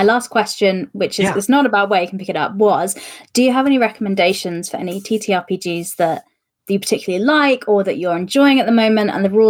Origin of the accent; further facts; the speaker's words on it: United Kingdom; I'm white British and I have this accent.